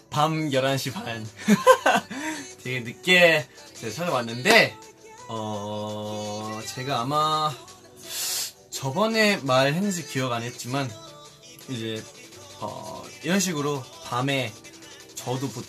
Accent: Australia; now in South Korea; 저는 이제 또 호주에서 왔었잖아요. 그래서 호주에 있었던 일들 아니면 여기로 온 계기나

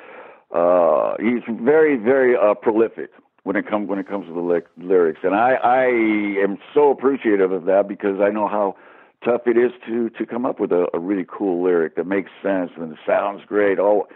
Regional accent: United States; now in England, United Kingdom; being American, living in England

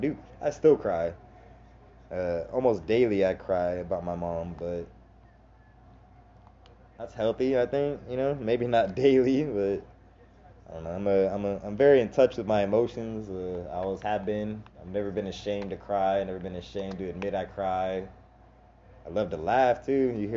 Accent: Jacksonville, Florida, United States; now in Inland Empire, California, United States; I was born in Jacksonville, Florida

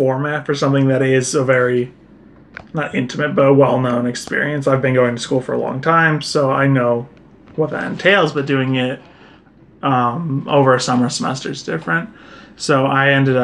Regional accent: Massachusetts, United States; I'm a farmer from Massachusetts

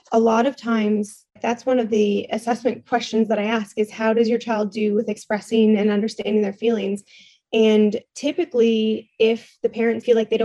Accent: Ontario, Canada; moved away as an adult; now in Nova Scotia, Canada; I am out in Nova Scotia right now, but I'm originally from Ontario

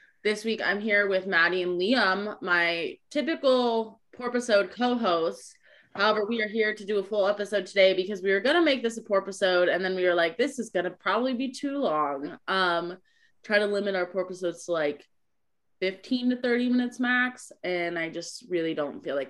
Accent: Ohio, United States; moved away; I grew up in Ohio

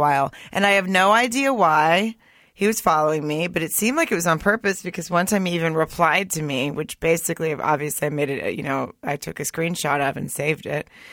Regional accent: Arkansas, United States; moved away as an adult; also born or lived in Germany / Hollywood / Studio City; now in Los Angeles, United States; I grew up in the South. I grew up in a small town in Arkansas

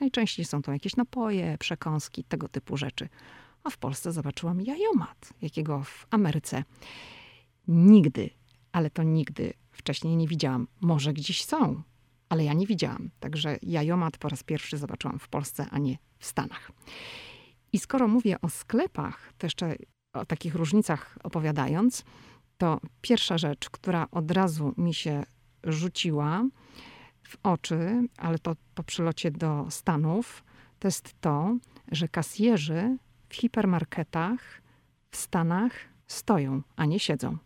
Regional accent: Poland; now in United States; jestem z Polski, jestem przyzwyczajona do polskiej kuchni

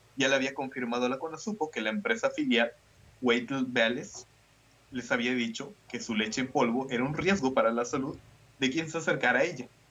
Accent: Mexico; soy mexicano

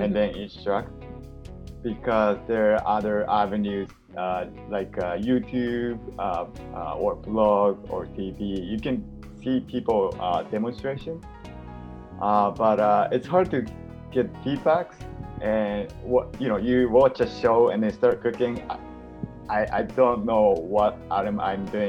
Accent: Japan; moved away; I'm originally from Japan and I moved here

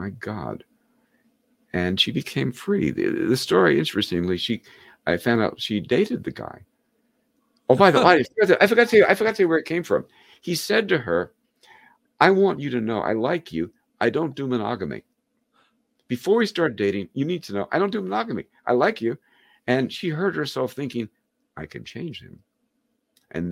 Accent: New York, United States; moved away as an adult; now in Rhode Island, United States; I'm from New York, and I had worked in advertising in New York

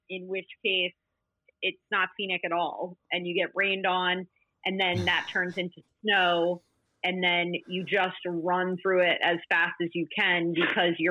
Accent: United States; as an American, it had been built up the Great Smoky Mountains.

